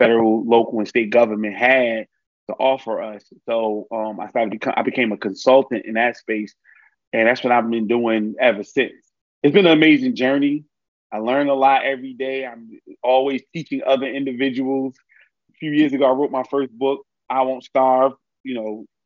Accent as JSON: {"language": "English", "town": "Newark", "region": "New Jersey", "country": "United States", "tie": "born or raised there", "said": "I'm born and raised in Newark, New Jersey."}